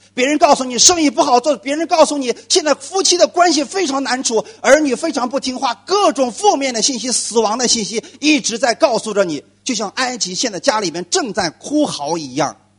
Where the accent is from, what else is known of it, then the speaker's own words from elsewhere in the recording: China; 我们中国人一直在过春节